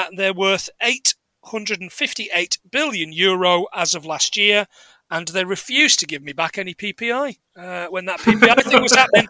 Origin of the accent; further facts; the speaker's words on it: England, United Kingdom; I'm English